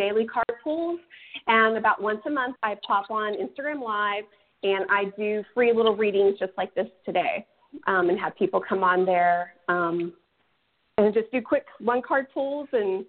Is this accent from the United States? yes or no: yes; Sacramento, California, United States; now in Texas, United States; So I currently reside in Texas. I'm originally from Northern California, from like the Sacramento area.